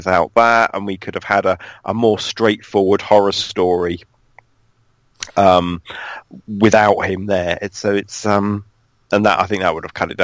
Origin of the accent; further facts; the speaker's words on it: United Kingdom; I just say I'm from near London